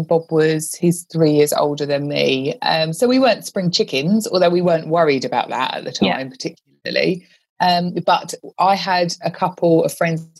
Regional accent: London, United Kingdom; also born or lived in Australia; I'm from London originally, and I had moved back from Australia a few months before.

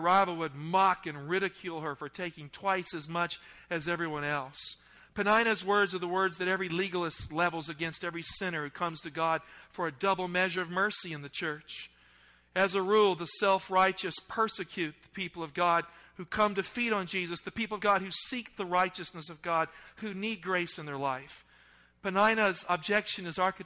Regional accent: the South, United States; accent: Southern; I grew up in the South, so let me focus on my roots here a little bit. I'm actually slipping into a Southern accent as I'm thinking about it.

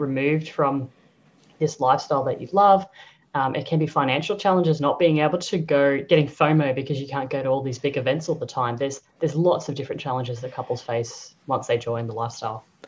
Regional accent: Brisbane, Queensland, Australia; moved away as an adult; also born or lived in Sydney / Singapore / Croatia; now in Europe; born and bred in Brizzy

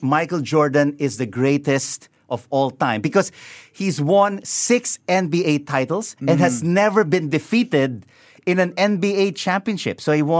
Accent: Philippines; I am a Filipino, and I love being a Filipino.

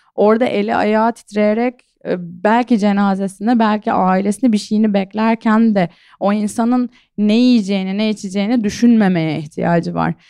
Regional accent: İskenderun, Hatay, Turkey; Ben zaten işte Hataylıyım, İskenderunluyum

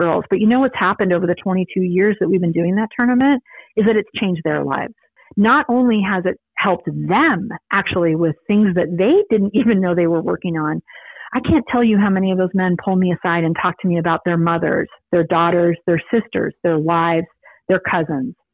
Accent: San Diego, California, United States; I grew up in San Diego

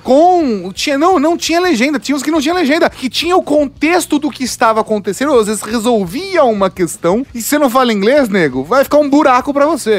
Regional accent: Brazil

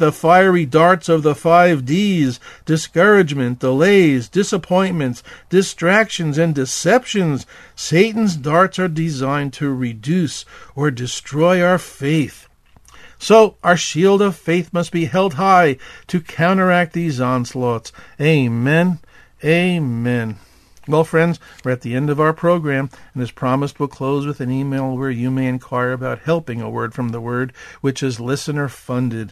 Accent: United States; also born or lived in Arizona; As Western American Christians, we've been living the American brand of Christianity too long.

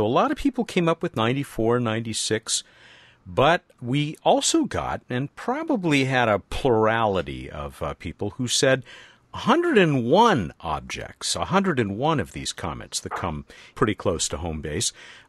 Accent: Long Beach, California, United States; my hometown, Long Beach, California.

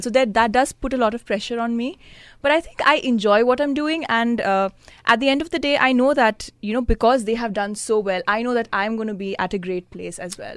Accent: Mumbai, Maharashtra, India; I'm from Mumbai

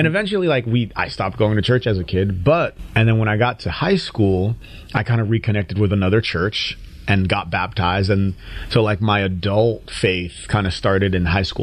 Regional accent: Connecticut, United States; accent: newscaster English; also born or lived in Nigeria; I grew up in Connecticut

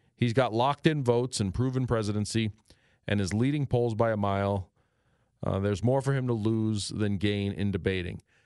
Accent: New York City, New York, United States; moved away; I was born and raised in New York City twenty-seven years through its worst and best times

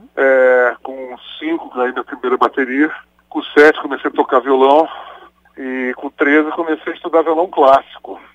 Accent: Brazil; eu nasci no Brasil

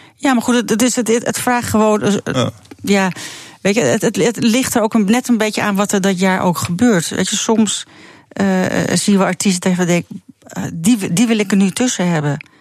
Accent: Netherlands; als echte Nederlander

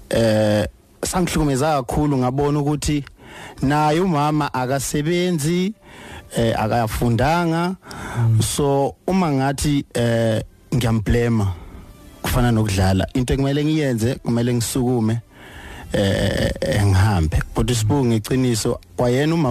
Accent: Venda, Limpopo, South Africa; ngizalwa eVenda ilanga azalelwa khona. Oh okay. Eh ngavelela endaweni yasemakhaya bayibiza ngokuthi emakwarera ngale.

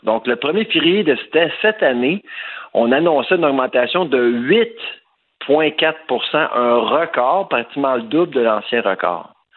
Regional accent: Eastern Townships, Quebec, Canada; la région d'où je viens, les cantons de l'Est, Bois-Franc, etc.

